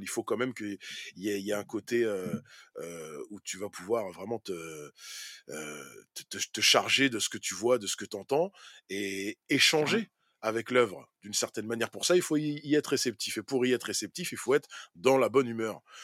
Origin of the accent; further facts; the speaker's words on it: France; Pour nous, en tant que Français